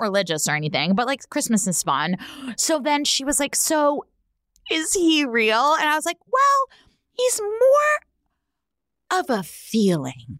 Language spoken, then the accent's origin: English; Bay Area, California, United States; I grew up in the Bay Area